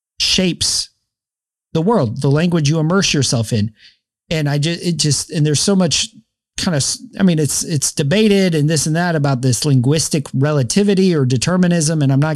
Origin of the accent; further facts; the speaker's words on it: the South, United States; accent: Southern Spanglish; I know baño means bathroom and I use it in my Spanish, my Southern Spanglish accent.